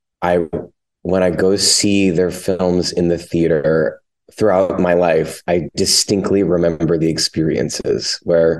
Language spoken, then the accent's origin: English; Lancaster, Pennsylvania, United States; I'm from Lancaster, Pennsylvania